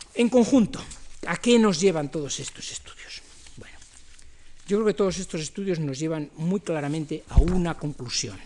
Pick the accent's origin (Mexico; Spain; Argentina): Spain; como los españoles